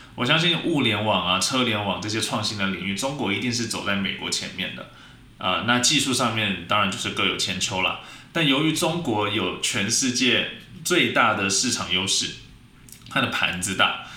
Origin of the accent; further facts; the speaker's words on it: Taiwan; 我们台湾人